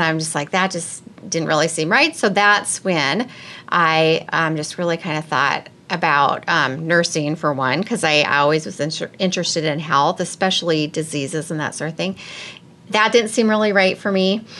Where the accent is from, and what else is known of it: Minnesota, United States; now in Ames, United States